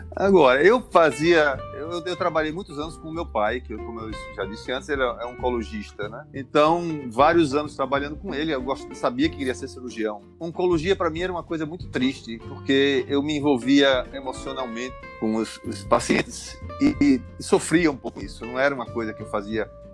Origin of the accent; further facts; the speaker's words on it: João Pessoa, Paraíba, Brazil; accent: Paraíba accent, strong; moved away as an adult; also born or lived in Rio de Janeiro, Brazil; now in Milan, Italy; eu sou de João Pessoa, Paraíba